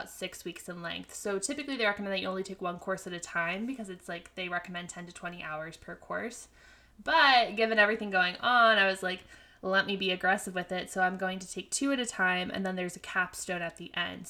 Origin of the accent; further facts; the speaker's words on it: York, Pennsylvania, United States; moved away as an adult; now in New York, United States; that's my hometown hospital